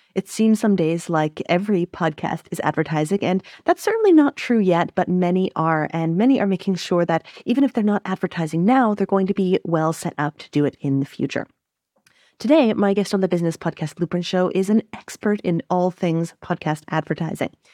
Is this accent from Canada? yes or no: yes; Canada; also born or lived in French Canada; as a Canadian